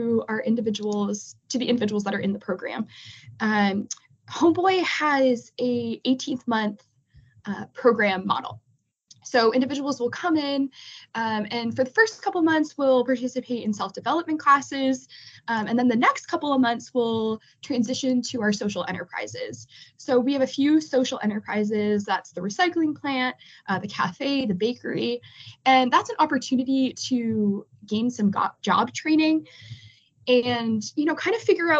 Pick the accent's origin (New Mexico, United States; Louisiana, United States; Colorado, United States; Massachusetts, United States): Massachusetts, United States; Boston; moved away as an adult; now in Los Angeles, United States; I'm originally from Boston, Massachusetts